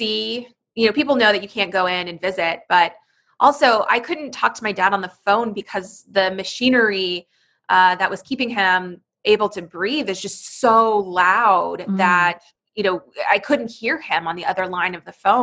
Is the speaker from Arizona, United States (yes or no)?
yes; Phoenix, Arizona, United States; moved away as an adult; I grew up in Arizona